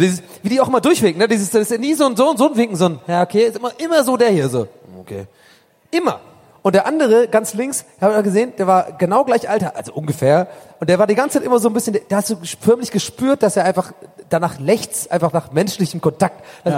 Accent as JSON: {"language": "German", "region": "Hamburg", "country": "Germany", "said": "ich komme aus Hamburg."}